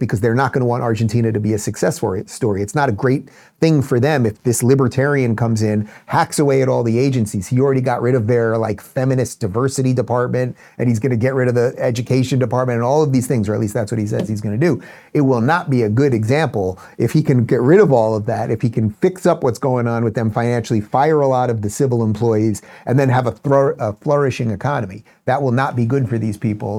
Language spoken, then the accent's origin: English; New York, United States; now in Florida, United States; I grew up in New York